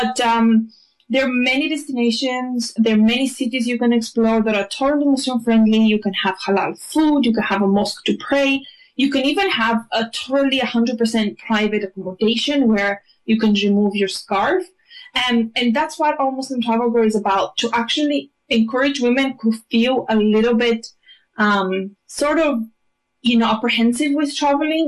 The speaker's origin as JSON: {"language": "English", "country": "Bulgaria", "tie": "born or raised there", "also_born_or_lived": "Greece", "moved": "as an adult", "lives_now": "United Kingdom", "said": "I was born in Greece. I was raised in Bulgaria. I live in the UK for the past 10 years. I've literally spent 10 years in each country"}